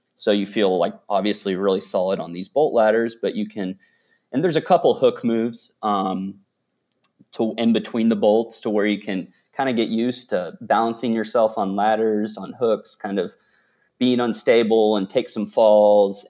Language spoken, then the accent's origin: English; Dallas, Texas, United States; also born or lived in Austin, Texas; I was born and raised in Dallas, Texas